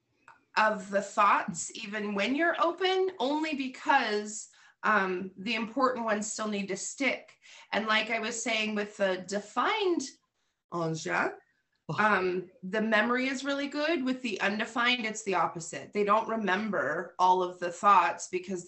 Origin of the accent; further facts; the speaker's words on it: Montana, United States; we're from Montana